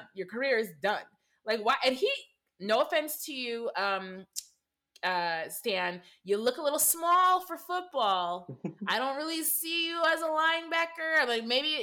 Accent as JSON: {"language": "English", "region": "Michigan", "country": "United States", "said": "I'm from Michigan. So we're a hop away from Ohio"}